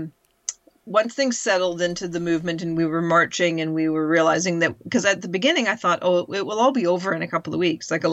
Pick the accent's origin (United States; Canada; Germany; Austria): Canada; moved away as an adult; now in United Kingdom; we've grown up a very, very entitled culture. And that's all Canadians know